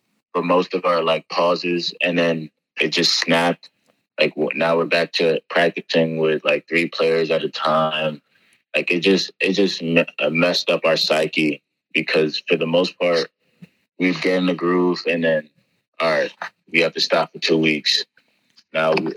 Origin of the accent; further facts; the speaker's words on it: New Jersey, United States; moved away as an adult; growing up in Jersey.